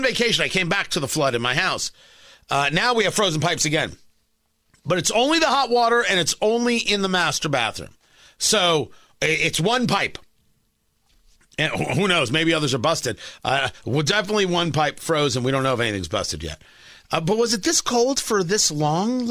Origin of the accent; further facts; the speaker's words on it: New Jersey, United States; moved away as an adult; now in Indiana, United States; growing up in Jersey